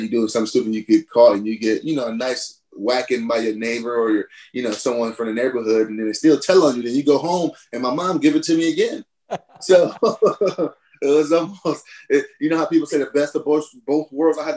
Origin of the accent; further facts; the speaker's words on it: Cleveland, Ohio, United States; it was like any other inner city in America, really.